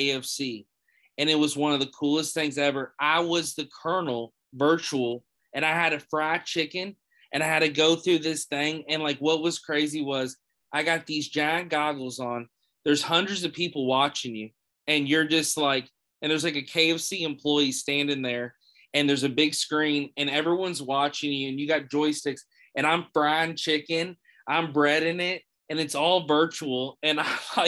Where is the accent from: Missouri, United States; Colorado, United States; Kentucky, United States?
Kentucky, United States; Louisville; I'm from Louisville, Kentucky